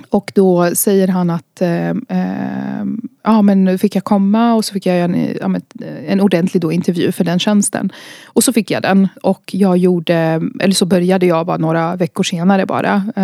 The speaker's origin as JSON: {"language": "Swedish", "country": "Iraq", "lives_now": "Sweden", "said": "jag talar ju arabiska och kan kulturen för att jag är från Irak. Eh, men jag är också svensk."}